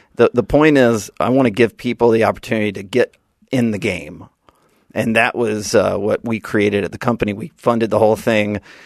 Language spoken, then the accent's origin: English; Birmingham, Alabama, United States; also born or lived in Washington, D.C.; now in Seaside, United States; I'm from Alabama